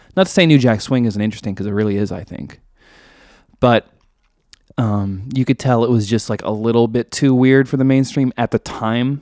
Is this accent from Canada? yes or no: yes; Canada; I'm Canadian